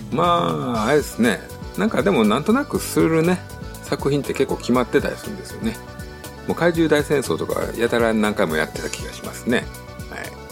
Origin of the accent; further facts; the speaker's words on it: Tokushima, Japan; 自分徳島県